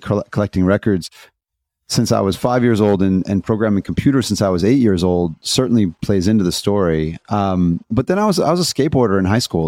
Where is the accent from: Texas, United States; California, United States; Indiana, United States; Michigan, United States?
Indiana, United States; I'm a skateboarder from Indiana